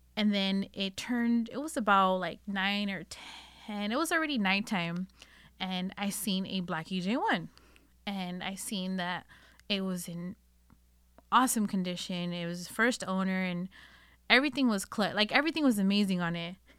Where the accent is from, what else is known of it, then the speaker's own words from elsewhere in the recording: Northern California, United States; I was born and raised here in Northern California